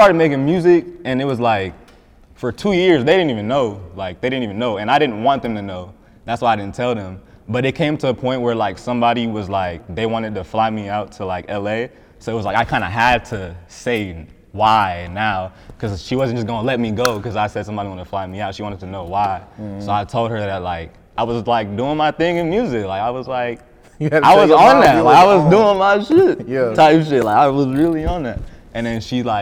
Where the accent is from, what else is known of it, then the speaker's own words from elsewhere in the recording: Cobb County, Georgia, United States; also born or lived in Riverdale, Georgia; I grew up in Riverdale, but then I moved to Cobb when I was, I moved to Cobb in fifth grade, and then like, that's it. I just stayed in Cobb ever since then